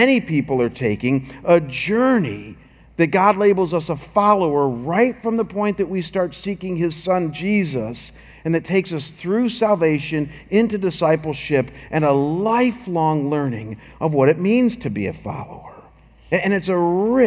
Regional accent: Chagrin Falls, Ohio, United States; moved away as an adult; now in Scottsdale, United States; I was back in my hometown of Chagrin Falls and pastoring my home church

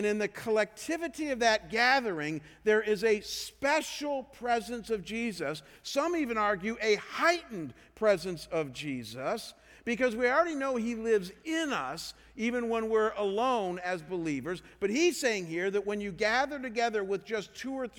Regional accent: Ohio, United States; I come from Ohio

